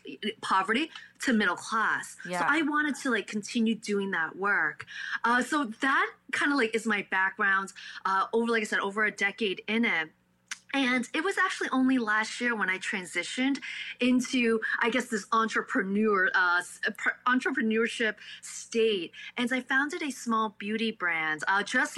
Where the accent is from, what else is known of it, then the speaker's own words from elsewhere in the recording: New York City, New York, United States; first language Cantonese; also born or lived in Staten Island / Buffalo; I'm born and raised in Brooklyn